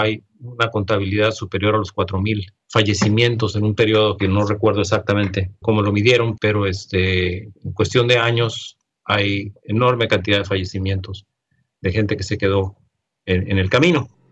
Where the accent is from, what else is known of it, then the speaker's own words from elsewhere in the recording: Mexico; no podemos como, mexicanos